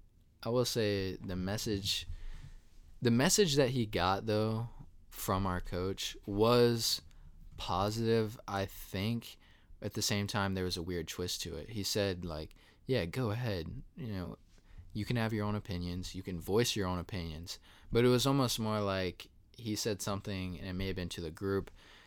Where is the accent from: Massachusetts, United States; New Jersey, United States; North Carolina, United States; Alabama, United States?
North Carolina, United States; Asheville; also born or lived in Ohio; I'm originally from Asheville.